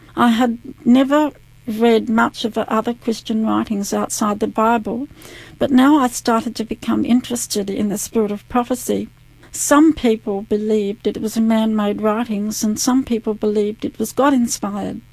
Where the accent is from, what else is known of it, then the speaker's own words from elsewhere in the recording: Adelaide, South Australia, Australia; also born or lived in Mount Gambier / Mount Barker; I was uh, born in Adelaide and uh, we lived for a little while in Mount Gambier and then we moved from Mount Gambier to Adelaide. I grew up in Adelaide.